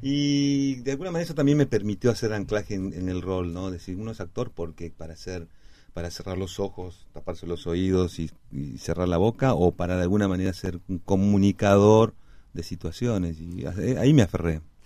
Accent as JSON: {"language": "Spanish", "region": "Cusco", "country": "Peru", "tie": "born or raised there", "also_born_or_lived": "La Plata, Argentina / Lima, Peru", "moved": "yes", "lives_now": "Argentina", "said": "si bien nací en La Plata en el 61, al año y medio me, trasladaron, mi papá se fue con mi mamá y, yo a, Lima primero, después a Cusco"}